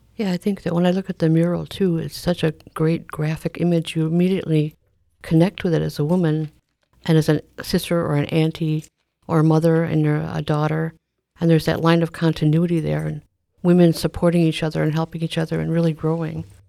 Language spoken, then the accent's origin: English; Milwaukee, Wisconsin, United States; also born or lived in Oneida, Wisconsin; I am actually born and raised in Milwaukee as well